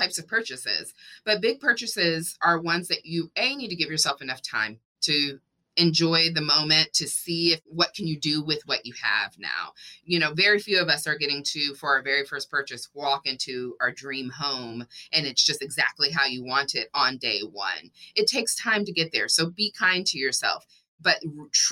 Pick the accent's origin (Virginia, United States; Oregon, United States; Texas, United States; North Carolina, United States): Texas, United States; moved away; also born or lived in Washington, D.C.; I grew up in Texas